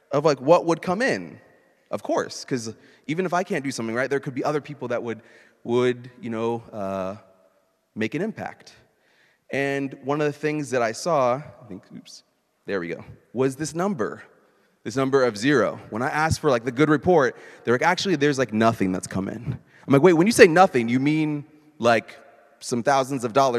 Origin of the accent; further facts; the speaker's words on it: Indianapolis, Indiana, United States; moved away; my hometown's Indianapolis